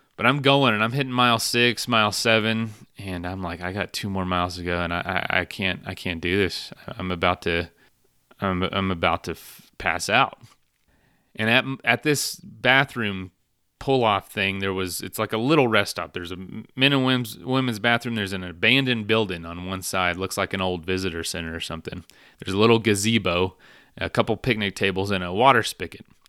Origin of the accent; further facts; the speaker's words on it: Florida, United States; my hometown back in Florida